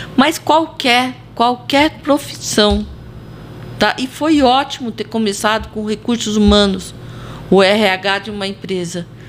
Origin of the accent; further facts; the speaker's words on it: Monte Alto, São Paulo, Brazil; accent: caipira; Monte Alto, a cidade do dinossauro, e aqui nós somos caipiras, né? Caipira do estado de São Paulo